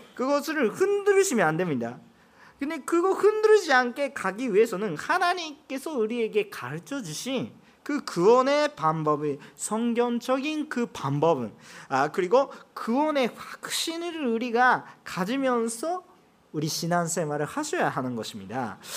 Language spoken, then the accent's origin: Korean; Japan; Korean is a second language; 제가 일본 사람이기